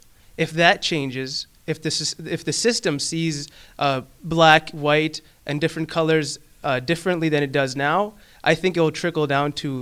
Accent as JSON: {"language": "English", "country": "Pakistan", "moved": "yes", "said": "I come from Pakistan"}